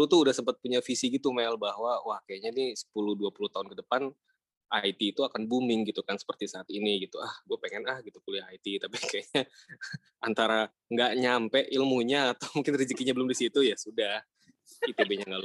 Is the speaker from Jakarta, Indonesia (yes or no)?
yes; Jakarta, Indonesia; born there; also born or lived in Palu, Indonesia; Iya, jadi uh, gue KTP memang lahir di Jakarta.